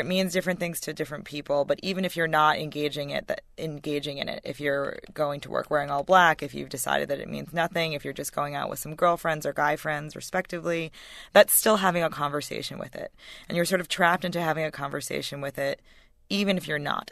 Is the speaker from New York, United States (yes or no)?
yes; White Plains, New York, United States; I grew up in in White Plains, which is as Connecticut listeners will know, not far from New York